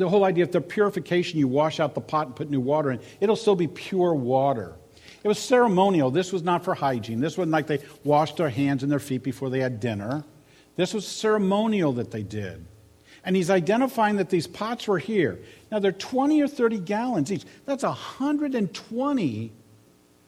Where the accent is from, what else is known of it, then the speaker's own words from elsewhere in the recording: Maryland, United States; moved away; I grew up in Maryland, which is more of a southern state